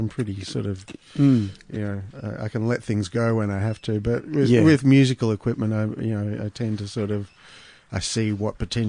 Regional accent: Melbourne, Victoria, Australia; also born or lived in Brisbane / St Kilda; Well, I was born in Brisbane. My parents moved to Melbourne when I was one, so I grew up by the beach, Brighton. Moved to St Kilda when I was 19.

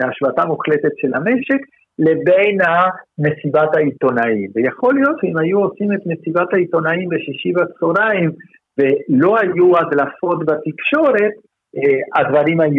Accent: Israel

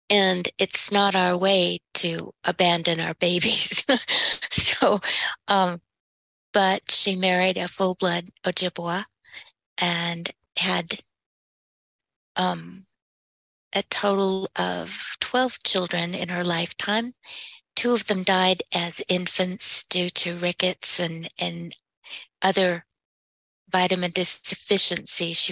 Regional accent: California, United States; born there; I was born in California because my father, who's a full blood Apache, was in the army and he happened to be stationed there.

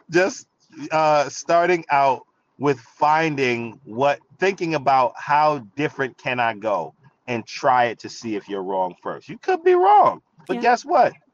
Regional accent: Jamaica; I'm Jamaican, you know what I'm saying? Like I like pepper.

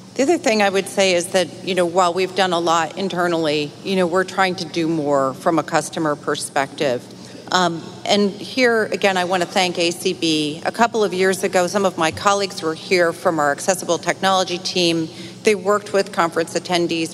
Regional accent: Utica, New York, United States; now in New York City, United States; I grew up outside of Utica

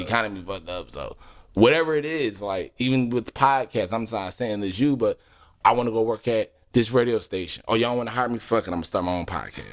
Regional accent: Philadelphia, Pennsylvania, United States; moved away; I'm, I'm originally from Philly

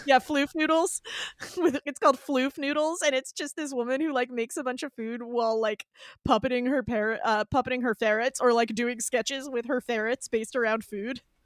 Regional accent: Northeast, United States; I'm from the Northeast

